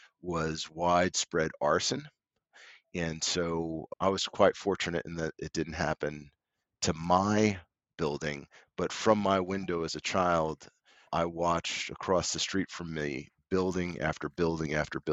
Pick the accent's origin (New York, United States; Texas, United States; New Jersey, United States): New York, United States; New York City; also born or lived in Germany; I grew up in New York.